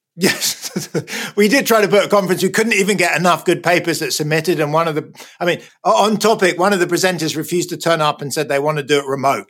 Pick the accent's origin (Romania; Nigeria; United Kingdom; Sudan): United Kingdom; moved away as an adult; also born or lived in United States; now in California, United States; You can hear probably from my accent, I was born in Britain. I'm now a bit of a fake Brit. I live in the US. I've been here for the last 15 years.